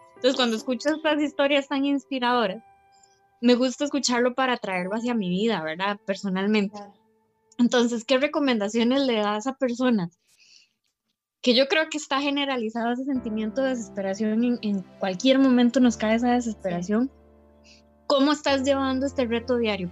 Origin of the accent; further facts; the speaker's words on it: Costa Rica; yo soy vecina, digamos, yo soy de ahí de José María